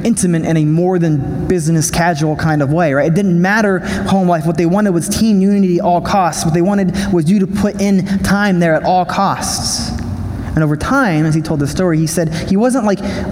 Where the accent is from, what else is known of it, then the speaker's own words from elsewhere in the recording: United States; I'm an American